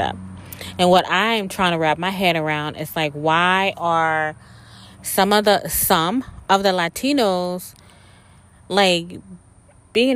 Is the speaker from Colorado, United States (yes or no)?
no; South Mississippi, United States; I grew up in South Mississippi